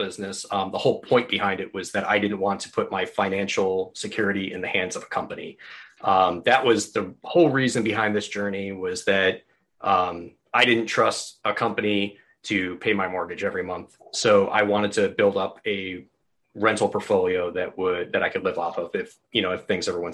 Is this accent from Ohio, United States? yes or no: yes; Northeast Ohio, United States; grew up in Northeast Ohio